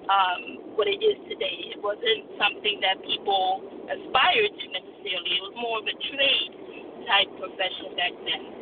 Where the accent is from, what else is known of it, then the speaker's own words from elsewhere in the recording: Washington, District of Columbia, United States; we're the last two of four kids um, and we were all raised here in the United States. Um, but our, our parents were first generation immigrants to the United States from Nigeria.